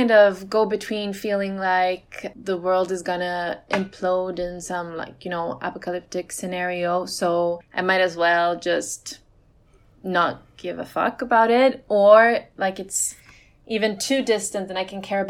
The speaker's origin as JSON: {"language": "English", "country": "Sweden", "tie": "born or raised there", "said": "I grew up in Sweden in the countryside, so like nature's all around."}